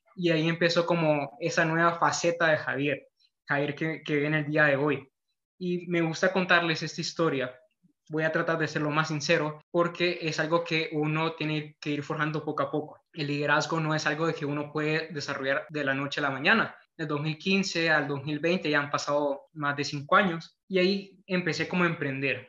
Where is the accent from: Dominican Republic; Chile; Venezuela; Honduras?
Honduras